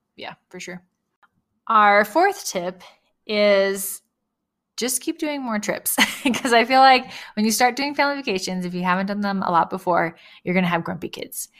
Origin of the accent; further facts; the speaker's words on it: California, United States; I grew up in California